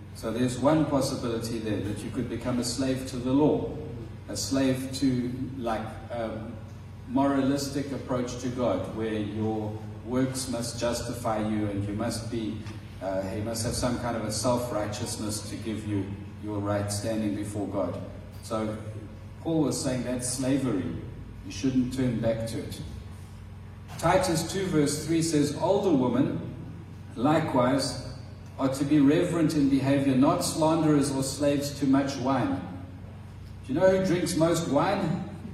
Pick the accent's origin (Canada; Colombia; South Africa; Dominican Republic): South Africa; Transkei, Eastern Cape; In South Africa, I think in the Xhosa tribe where I grew up in the Transkei, which is no longer the Transkei, it's now the Eastern Cape